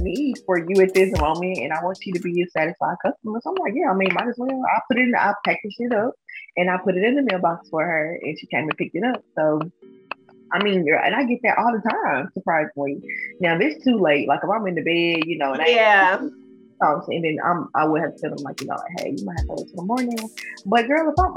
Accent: Jackson, Tennessee, United States; most of my clients are in my hometown, obviously, in Jackson, Tennessee

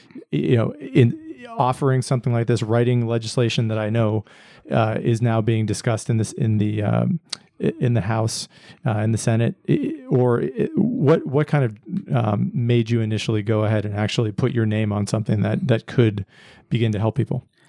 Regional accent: Pennsylvania, United States; now in Austin, United States; I grew up in Pennsylvania, and so I'm, I'm not a, a native born Texan

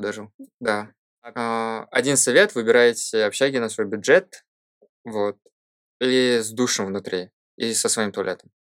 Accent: Shymkent, Turkistan Region, Kazakhstan; moved away as an adult; also born or lived in Coventry, United Kingdom; я из Казахстана

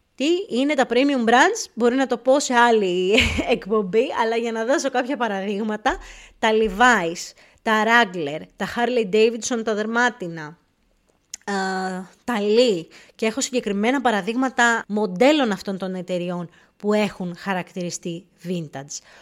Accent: Greece; moved away as an adult; now in England, United Kingdom; τελευταία φορά που έφυγα από την Ελλάδα πριν 7-8 χρόνια

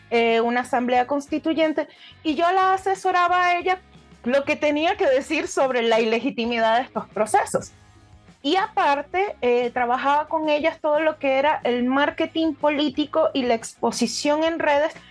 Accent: Isla de Margarita, Nueva Esparta, Venezuela; moved away as an adult; now in Chile; mi historia comienza en Venezuela. Como se nota en mi voz, yo soy venezolana, tengo 35 años, hoy en día soy mamá, pero llegué acá a Chile en el año 2019.

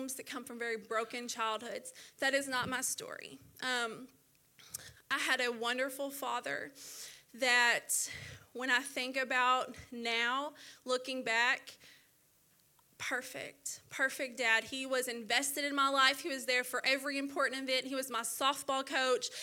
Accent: Little Rock, Arkansas, United States; also born or lived in Dallas, Texas; we ended up coming and staying in Little Rock when I was young, and that's where I grew up.

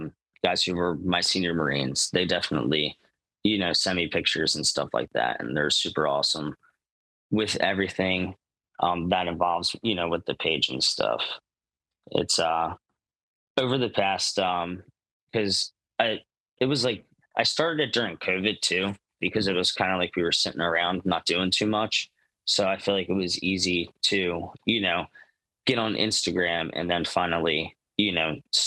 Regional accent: New Jersey, United States; I'm from New Jersey

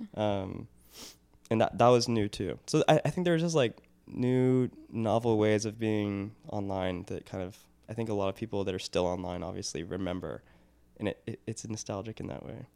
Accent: Portland, Oregon, United States; I grew up near Portland

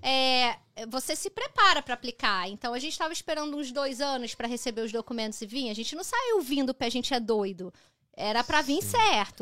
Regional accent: Brazil; now in Canada; eu saí do Brasil

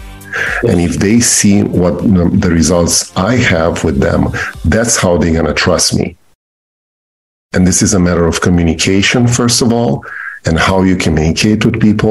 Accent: Romania; English is a second language; moved away as an adult; now in Maryland, United States; I'm an immigrant from Romania. I came here when I was 28 years old

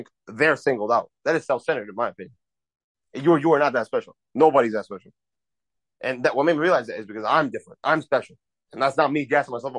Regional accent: Kuwait; now in United States; I was born in Kuwait, and like Kuwait is in the Middle East. It's in the Gulf, next to like Dubai, Saudi Arabia, and all that. I was born into money. I was raised

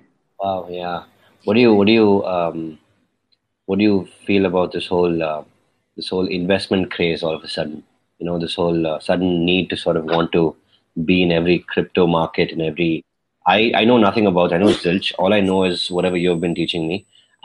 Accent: Bangalore, Karnataka, India; Sakshi and I, Kannadigas, we're from Bangalore.

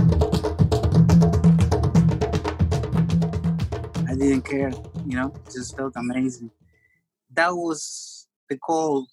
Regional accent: Montevideo, Uruguay; I was born in Montevideo in Uruguay, and in a neighborhood that was predominantly Black.

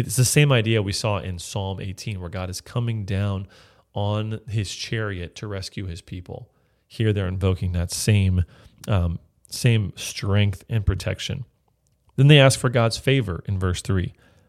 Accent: California, United States; But I'm from California, we don't talk that way.

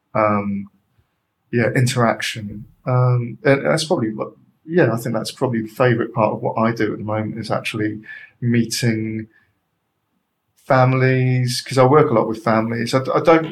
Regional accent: London, United Kingdom; also born or lived in Edinburgh; I'm a Londoner

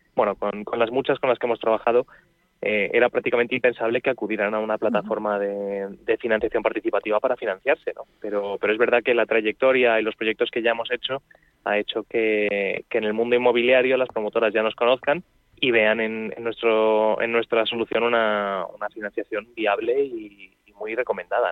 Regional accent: Madrid, Community of Madrid, Spain; los que somos de aquí de Madrid

